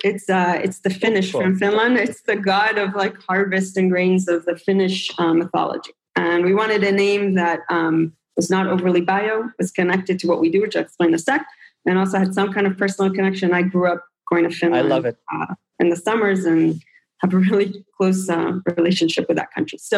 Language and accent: English; Israel; also born or lived in United States; I grew up like in, I'm an in between person. I grew up in Israel and the US.